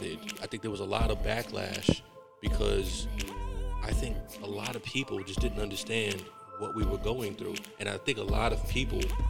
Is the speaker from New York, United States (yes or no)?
yes; Yonkers, New York, United States; also born or lived in the Bronx, New York; there was me growing up in Yonkers in the Bronx.